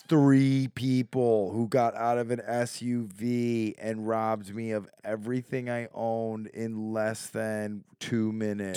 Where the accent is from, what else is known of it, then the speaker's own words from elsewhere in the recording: Chicago, Illinois, United States; I'm from Chicago